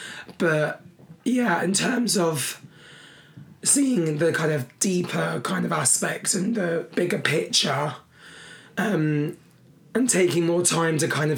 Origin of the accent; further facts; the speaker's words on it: London, United Kingdom; And I am lucky that I'm from London in that respect.